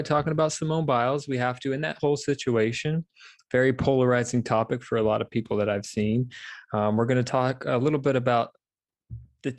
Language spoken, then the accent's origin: English; United States; I was born in America